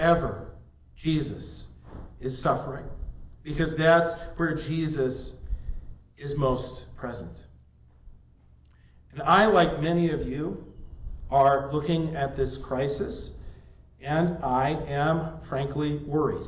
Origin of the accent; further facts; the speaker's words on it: Midwest, United States; now in Las Vegas, United States; growing up in the Midwest